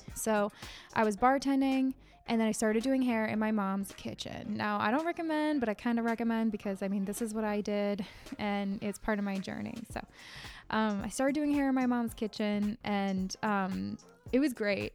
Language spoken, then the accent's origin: English; Connecticut, United States; I'm from Connecticut, born and raised here